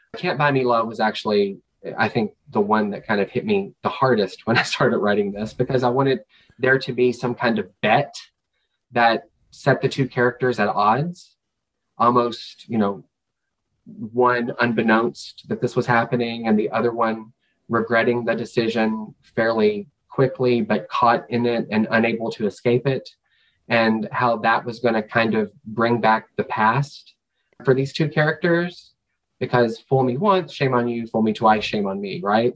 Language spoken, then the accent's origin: English; Kentucky, United States; moved away; I'm from Kentucky, which is the bluegrass state